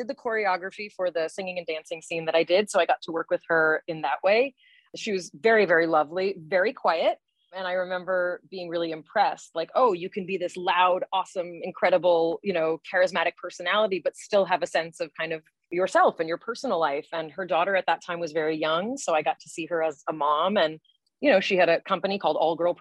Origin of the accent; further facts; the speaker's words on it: Southern California, United States; I grew up in Southern California